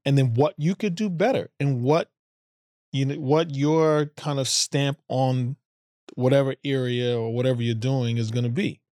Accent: United States; being American and African American

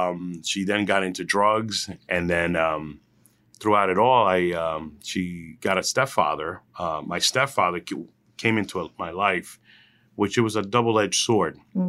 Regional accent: Hillside, New Jersey, United States; also born or lived in Elizabeth, New Jersey; I went to high school in Elizabeth High. I was there for a couple of years. I'm from Hillside, and mm-hmm. I'm from that area of Union County.

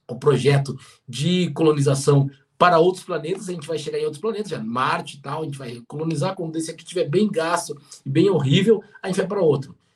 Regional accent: Rio Grande, Rio Grande do Sul, Brazil; eu venho de uma região, eu cresci, é, alguns já sabem, em Rio Grande. Rio Grande é uma região no extremo sul aqui do, do Rio Grande do Sul

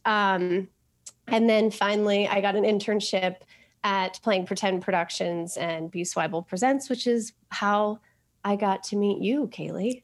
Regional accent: Colorado, United States; moved away; also born or lived in New York; I grew up in Colorado

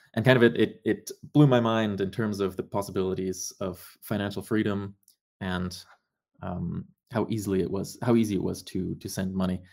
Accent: Germany; moved away as an adult; also born or lived in Canada; I grew up in Germany

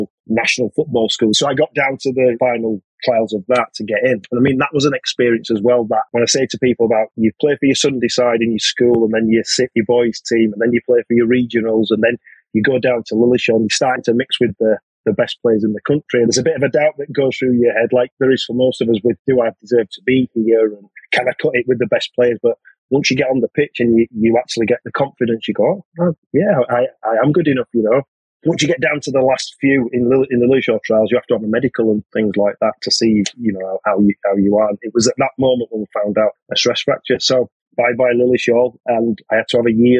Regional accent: Bradford, Yorkshire and the Humber, United Kingdom; I'm from Bradford originally, so I ended up playing for Bradford City Boys.

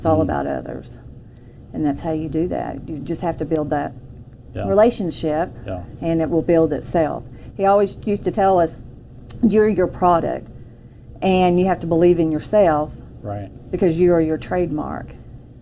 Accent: Arbury, United States; also born or lived in Carrollton; growing up in Arbury, well, we moved from Carrollton to Arbury when I was young

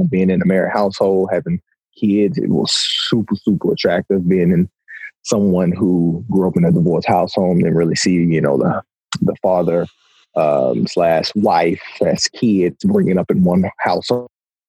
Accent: Houston, Texas, United States; also born or lived in Austin, Texas; So, going into a smaller city, born and raised in Houston/Austin, Texas, moved a lot for parents being divorced. And so, came into Jonesboro, Arkansas, playing football.

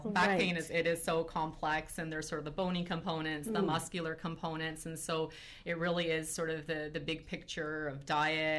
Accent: Ontario, Canada; born or raised there; moved away as an adult; also born or lived in Edmonton, Alberta / Palo Alto, California

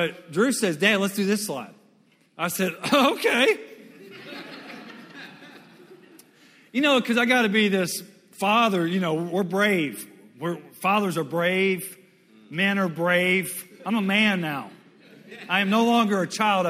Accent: Western Louisiana, United States; also born or lived in Mississippi / Dallas, Texas; when I was a kid, I came over from Western Louisiana over here to Dallas

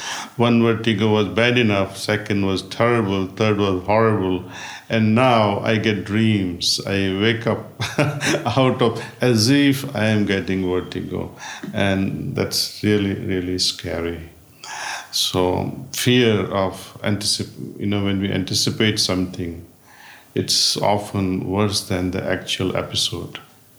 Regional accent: India; born there; moved away; also born or lived in United States; I spent most of my life in the United States. And now I'm spending time in India. I was born in India, actually.

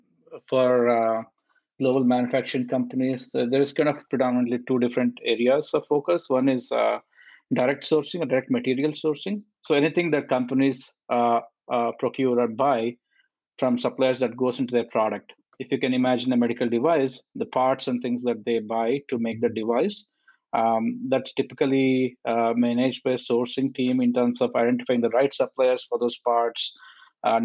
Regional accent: India; moved away as an adult; also born or lived in Auburn, Alabama, United States / Cleveland, United States; now in Milwaukee, United States; I'm originally from India

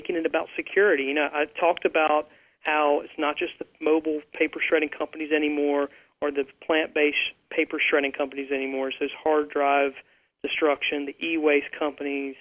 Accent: the South, United States; I'm from the South

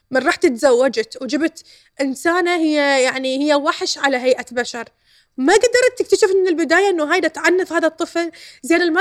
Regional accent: Iraq; وهذا الغالب عندنا بالعراق لانه احنا كمجتمع عشائري

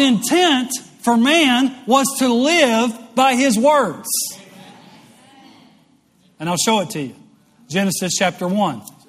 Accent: West Monroe, Louisiana, United States; moved away; growing up in West Monroe, Louisiana, home of the show Duck Dynasty

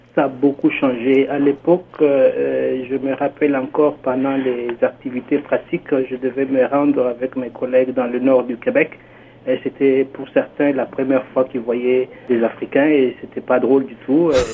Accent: DR Congo; moved away as an adult; also born or lived in Canada; now in Toronto, Canada; je viens précisément de la RDC, la République démocratique du Congo

